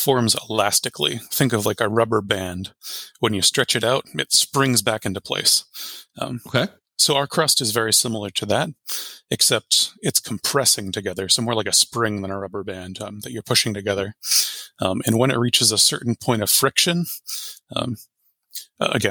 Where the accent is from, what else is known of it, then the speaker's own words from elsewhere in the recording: New York, United States; moved away as an adult; also born or lived in Boise, Idaho; now in Washington, United States; I grew up in New York